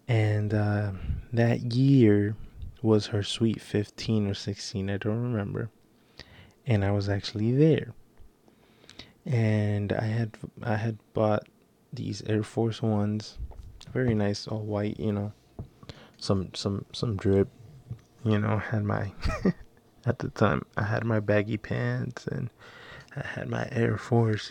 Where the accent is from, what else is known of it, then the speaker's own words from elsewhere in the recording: Florida, United States; also born or lived in Kissimmee, Florida; now in New York, United States; I am native from Florida, even though I'm currently based in New York